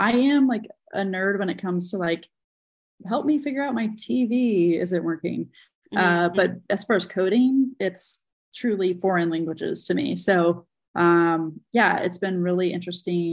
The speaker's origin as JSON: {"language": "English", "region": "North Carolina", "country": "United States", "tie": "born or raised there", "said": "I grew up a Carolina Tar Heel fan in North Carolina"}